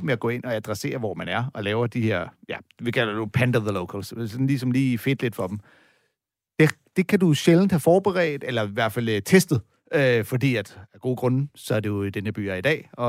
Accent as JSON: {"language": "Danish", "region": "California", "country": "United States", "said": "jeg er ikke øh, fra her, jeg er fra East Bay"}